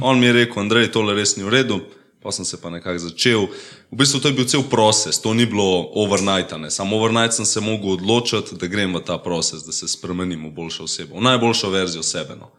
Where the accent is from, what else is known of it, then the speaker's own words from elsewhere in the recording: Kamnik, Central Slovenia, Slovenia; prihajam iz Kamnika, imam 19 let